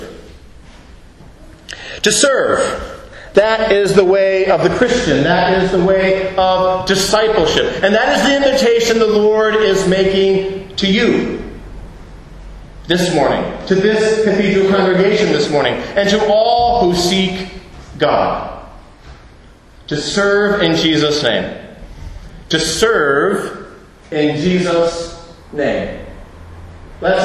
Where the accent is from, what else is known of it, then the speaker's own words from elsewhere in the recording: United States; moved away; my home country, the United States